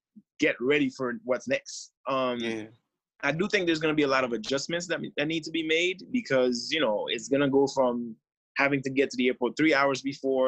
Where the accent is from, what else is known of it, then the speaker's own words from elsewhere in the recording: Haiti; being from Haiti and growing up in Haiti